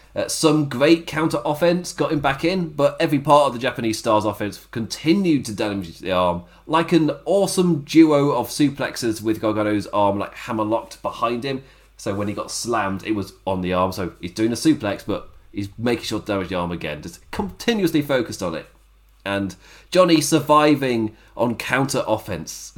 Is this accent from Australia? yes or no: no; England, United Kingdom; Me being English